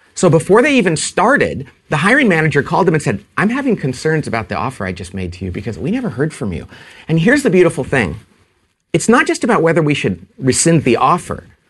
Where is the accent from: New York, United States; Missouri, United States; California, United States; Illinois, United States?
California, United States; I'm from California